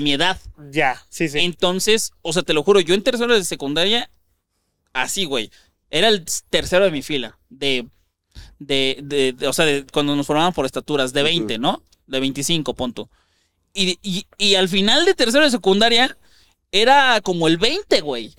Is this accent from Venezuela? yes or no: no; Ciudad Juárez, Chihuahua, Mexico; born or raised there; now in Mexico City, Mexico